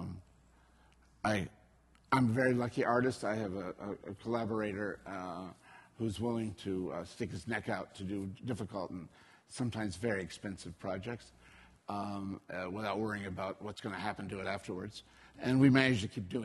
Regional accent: United States; as an American artist

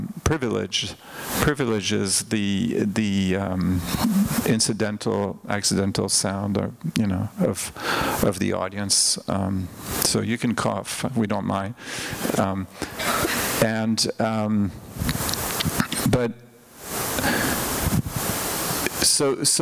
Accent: Switzerland; moved away; I grew up in Switzerland, where we didn't have thrift stores

